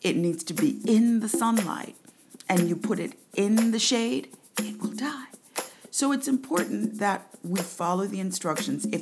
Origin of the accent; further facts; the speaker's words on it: Jamaica; also born or lived in New York, United States; now in United States; I'm from Jamaica